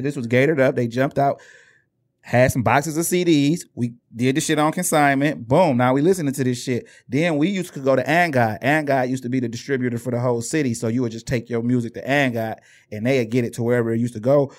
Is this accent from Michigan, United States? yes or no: yes; Inkster, Michigan, United States; we was from Inkster